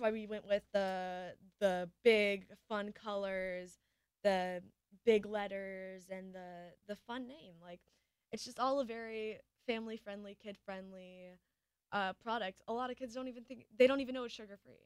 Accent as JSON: {"language": "English", "region": "Michigan", "country": "United States", "said": "I'm a girl from Michigan"}